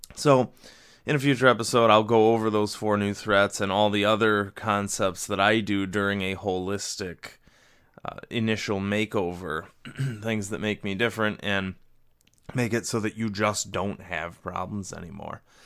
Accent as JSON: {"language": "English", "region": "Western New York", "country": "United States", "tie": "born or raised there", "said": "my home office somewhere in Western New York"}